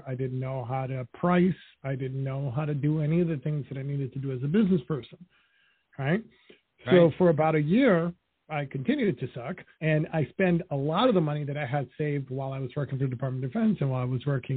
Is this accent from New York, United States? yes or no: yes; New York City, New York, United States; also born or lived in Dominican Republic; I grew up in Washington Heights in Harlem. When I was 5 years old, my parents split up. So I spent 5 years in Dominican Republic, which is where my parents are from